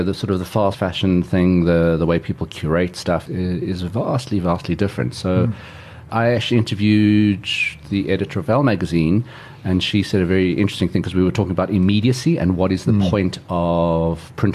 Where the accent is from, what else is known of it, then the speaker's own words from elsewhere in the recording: South Africa; my family has been in South Africa since the late 19th century.